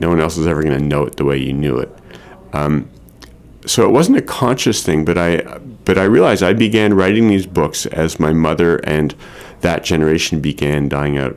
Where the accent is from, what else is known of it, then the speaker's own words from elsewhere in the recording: Montreal, Quebec, Canada; now in Maine, United States; my family are Montrealers. I grew up in Montreal